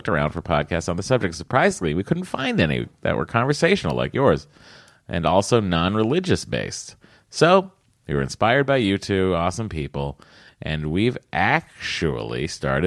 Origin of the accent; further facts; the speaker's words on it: Stoneham, Massachusetts, United States; That's where I was born. I was born in Stoneham.